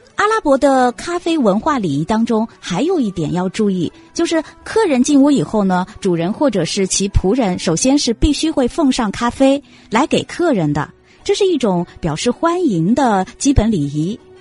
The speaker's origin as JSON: {"language": "Chinese", "country": "China", "said": "我们中国人"}